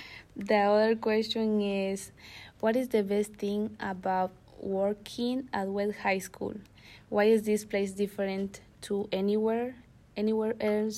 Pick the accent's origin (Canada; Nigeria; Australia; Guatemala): Guatemala; now in Anchorage, United States; I'm from Guatemala. I have been in Anchorage June 2021, and I am a student at West High School.